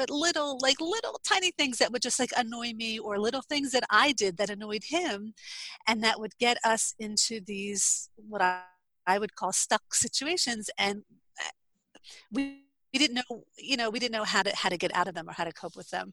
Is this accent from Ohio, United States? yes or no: no; New Jersey, United States; moved away as an adult; now in Israel; I am originally from New Jersey. I moved to Israel in 2009. I live in northern Israel on a very small kibbutz